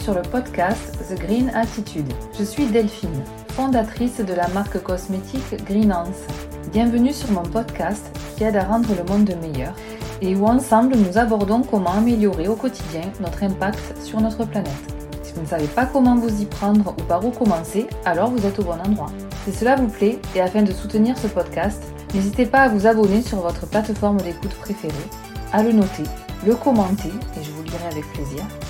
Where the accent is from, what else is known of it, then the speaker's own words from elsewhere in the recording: France; chez nous en France, en Europe